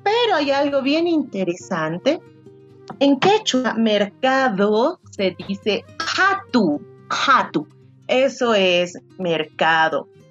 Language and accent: Spanish; Potosí, Bolivia; somos Yahtamasis, porque las dos somos de Potosí